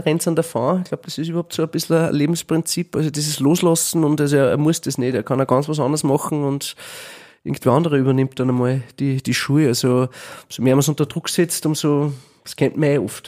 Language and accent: German; Gramastetten, Upper Austria, Austria; ich bin ja aus Grammerstetten in einer Sackgasse